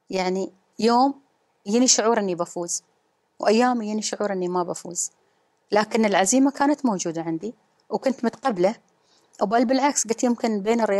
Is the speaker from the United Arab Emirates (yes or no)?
yes; Ras Al Khaimah, United Arab Emirates; أنا الأولى منتخبة على إمارتي في الدفعة الثالثة والأولى المنتخبة في 2015 كنت الوحيدة آه، على مستوى الرجال يعني المرأة الوحيدة فانتم يمكن على أساس أن الخبر الوحيدة الوحيدة في 2015 والثالثة في اللي هي في الدورات آه، بس لكن الأولى في راس الخيمة